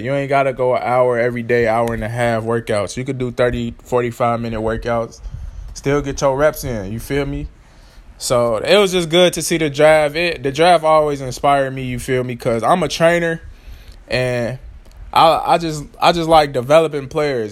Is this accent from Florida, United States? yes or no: no; Chicago, Illinois, United States; I'm from Chicago